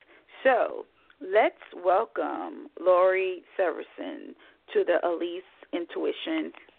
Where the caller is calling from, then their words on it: Scottsdale, Arizona, United States; I'm in Scottsdale this morning. I'm calling from Scottsdale here to speak with you, so the weather is pretty much the same, no significant differences.